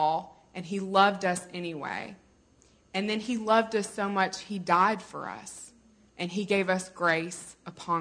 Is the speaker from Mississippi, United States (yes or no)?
yes; Mississippi, United States; I'm from Mississippi